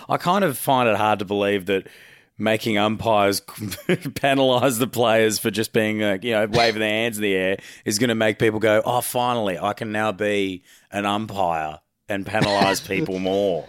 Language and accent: English; Queensland, Australia; As a Queenslander